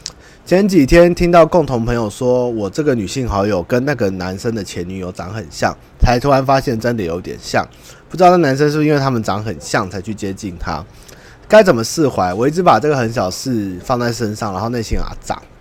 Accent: Taiwan; 都是我们台湾人的历史共业

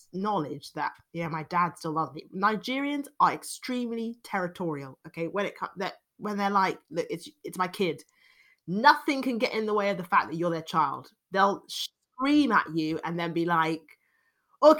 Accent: London, United Kingdom; accent: London British accent; I'm a Londoner, obviously, which is a very liberal city

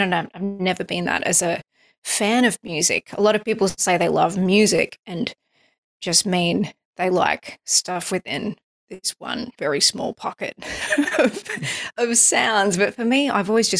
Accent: United States; I'm an American artist

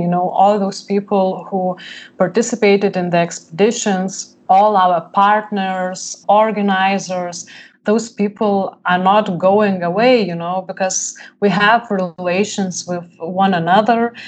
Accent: Lithuania; I was born in Lithuania when it was free world

